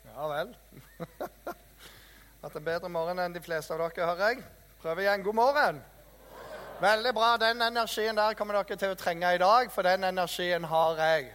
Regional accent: Jæren, Rogaland, Norway; jeg er fra Jæren, vet du, janteloven ble oppfunnet av oss

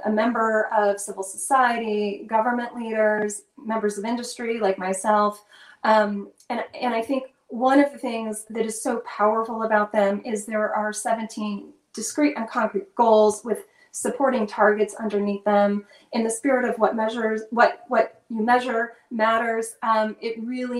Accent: North Carolina, United States; also born or lived in Colorado; I grew up in North Carolina

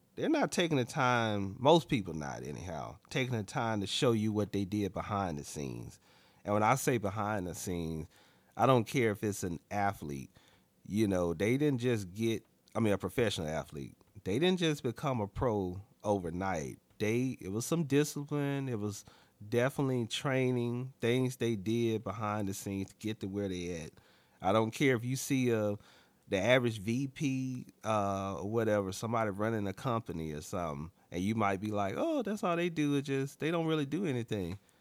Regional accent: Alabama, United States; moved away; also born or lived in Dallas, Texas; I'm from Alabama, born and raised in Alabama

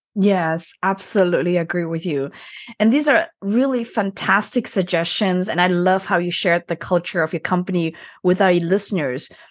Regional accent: Germany; I was born and raised into a Chinese family, but I was actually, I grew up in Germany

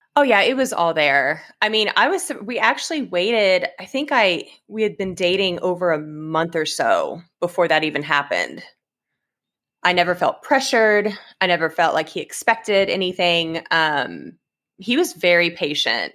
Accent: Edmond, Oklahoma, United States; also born or lived in Stillwater, Oklahoma / Enid, Oklahoma; growing up in Edmonds my whole life, going to college in Stillwater, living in Enid for a while. Um, I was just Oklahoma born and bred

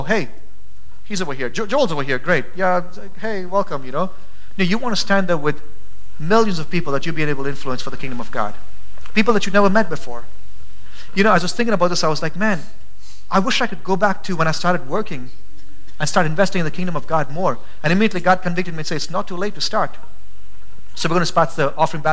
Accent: India; now in Boise, United States; I'm from India.

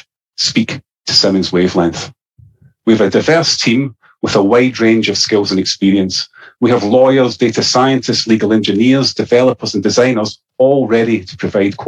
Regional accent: Scotland, United Kingdom; accent: Scottish; my Scottish accent

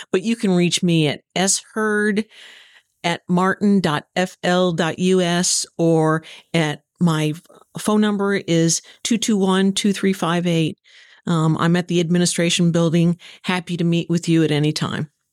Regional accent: Southern Illinois, United States; moved away as an adult; also born or lived in Texas; now in Stuart, United States; I'm originally from Southern Illinois, a, uh, farmer's daughter, granddaughter, sister

